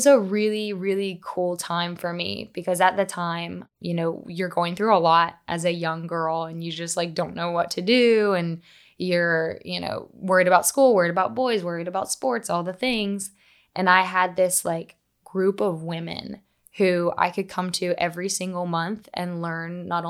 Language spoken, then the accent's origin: English; Huntington, West Virginia, United States; moved away as an adult; now in Charleston, United States; I'm originally from Huntington, West Virginia, which if you know the movie We Are Marshall with Matthew McConaughey, that's my hometown.